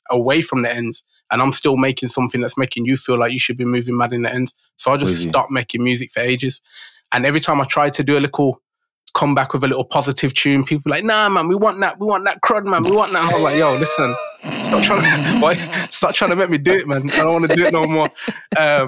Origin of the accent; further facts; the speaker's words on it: Birmingham, West Midlands, United Kingdom; I was a grime MC because I grew up in Birmingham